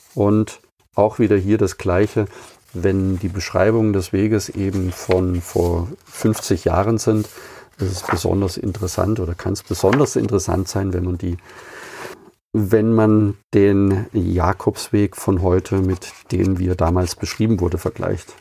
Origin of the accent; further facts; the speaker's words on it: Überlingen, Baden-Württemberg, Germany; aus meiner Heimatstadt Überlingen